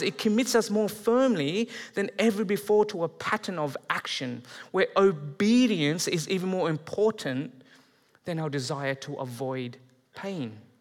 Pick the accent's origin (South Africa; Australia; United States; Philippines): Australia; moved away as an adult; now in Canada; I'm Australian, but I'm, I'm moving here. I'm marrying a Canadian